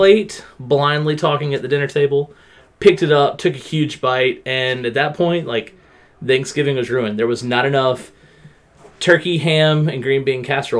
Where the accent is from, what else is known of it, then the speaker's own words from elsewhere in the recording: the South, United States; growing up in the South, there's always the people that call stuffing dressing, the people that call dressing stuffing.